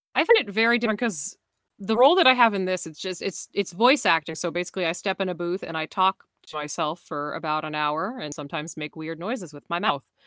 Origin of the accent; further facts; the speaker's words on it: Canada; I'm from Atlanta, Canada